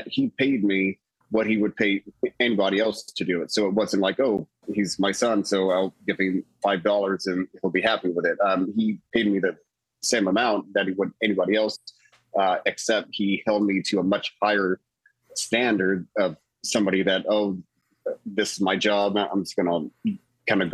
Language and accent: English; southern Indiana, United States; also born or lived in Louisville, Kentucky; I was born actually in Louisville, Kentucky, but raised just north of it at the very bottom tip of Indiana